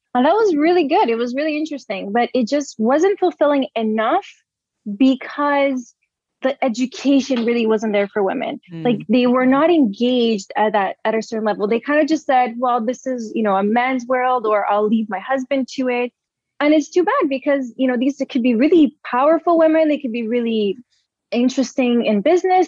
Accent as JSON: {"language": "English", "country": "Brazil", "tie": "born or raised there", "said": "I was born and raised in Brazil"}